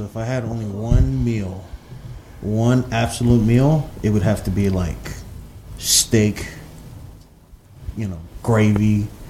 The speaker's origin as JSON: {"language": "English", "town": "Glendale", "region": "California", "country": "United States", "tie": "born or raised there", "said": "Glendale, California."}